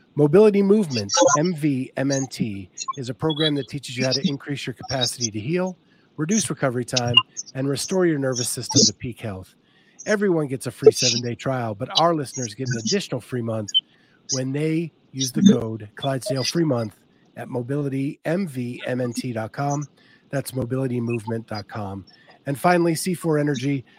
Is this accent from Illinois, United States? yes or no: no; Pennsylvania, United States; where I grew up in Pennsylvania